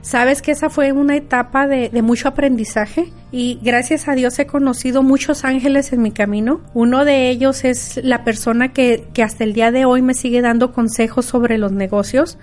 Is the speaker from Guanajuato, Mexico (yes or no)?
no; Rioverde, San Luis Potosí, Mexico; moved away; also born or lived in Arizona; soy de Río Verde, San Luis Potosí, México